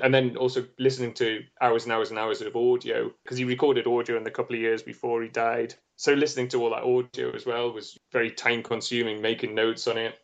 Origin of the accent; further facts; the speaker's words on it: North East England, United Kingdom; moved away as an adult; also born or lived in London; I'm from the Northeast